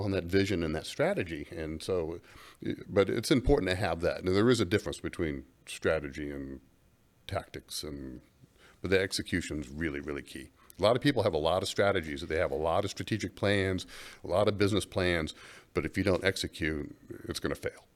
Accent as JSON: {"language": "English", "town": "Gainesville", "region": "Florida", "country": "United States", "tie": "born or raised there", "moved": "yes", "said": "growing up in Gainesville, Florida"}